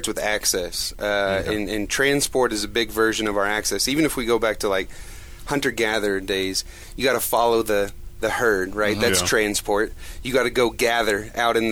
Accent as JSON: {"language": "English", "town": "Edmond", "region": "Oklahoma", "country": "United States", "tie": "born or raised there", "said": "where we grew up in Edmond"}